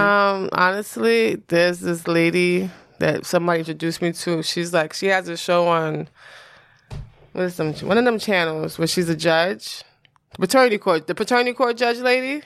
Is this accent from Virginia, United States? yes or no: no; New York, United States; I'm from New York